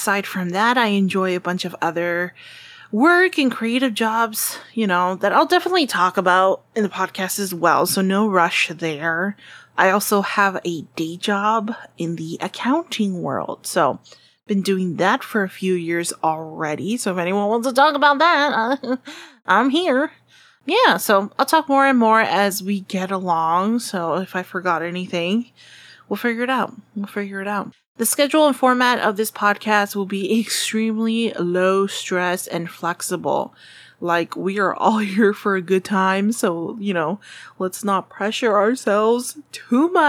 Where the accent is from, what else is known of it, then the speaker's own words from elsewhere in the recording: Southern California, United States; I'm from Southern California, super happy and thankful that I get to live here